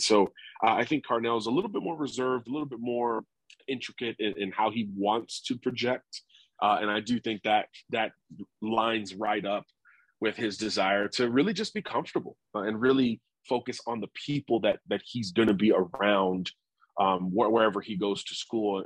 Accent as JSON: {"language": "English", "town": "Miami", "region": "Florida", "country": "United States", "said": "I'm from Miami, so I'm used to, to tropical weather"}